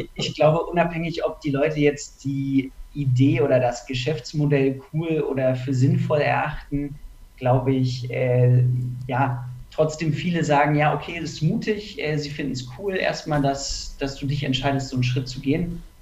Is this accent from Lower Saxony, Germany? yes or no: yes; Hanover, Lower Saxony, Germany; moved away as an adult; now in Munich, Germany; ich komme ursprünglich aus Hannover, ähm, bin auch zum Studium äh, nach München gezogen